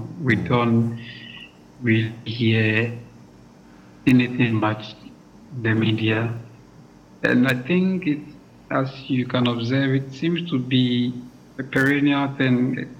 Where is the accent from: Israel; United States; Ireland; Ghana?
Ghana; moved away as an adult; now in Stellenbosch, South Africa; I'm a Ghanaian.